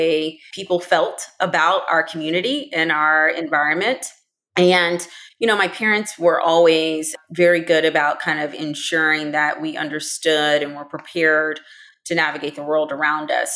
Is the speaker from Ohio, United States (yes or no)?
no; DeSoto, Texas, United States; I grew up in DeSoto, Texas, which is a suburb of Dallas